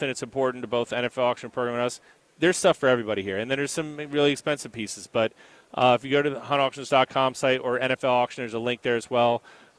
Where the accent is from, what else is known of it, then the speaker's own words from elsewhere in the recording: Philadelphia, Pennsylvania, United States; We're from Philly, so first of all, we know who's going to win the game.